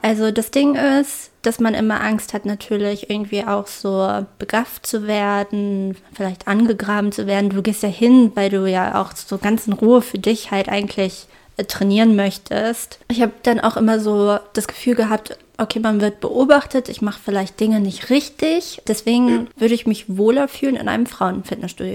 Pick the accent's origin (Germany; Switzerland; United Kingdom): Germany; Wolfenbüttel, Lower Saxony; als ich klein war, gab es bei uns in Wolfenbüttel